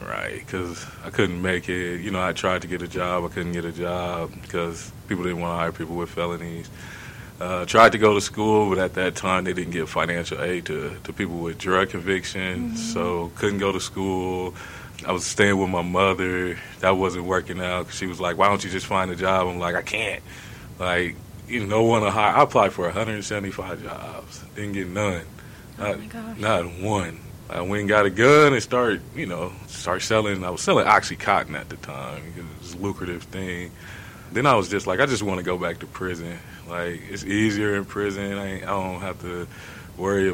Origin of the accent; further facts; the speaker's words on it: Omaha, Nebraska, United States; I'm originally from Omaha, Nebraska. I grew up there probably when I was 7 or 8 years old.